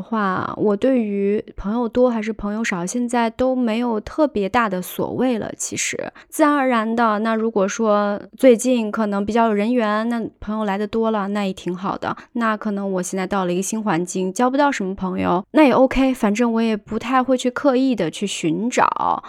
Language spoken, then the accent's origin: Chinese; China; 我们中国人看的话，就觉得。你就直奔主题呗，你何必呢？